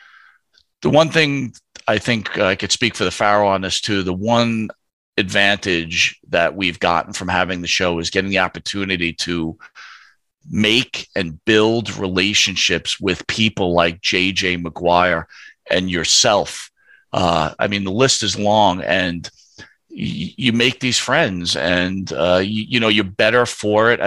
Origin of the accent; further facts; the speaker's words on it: Northeast, United States; we grew up in the Northeast here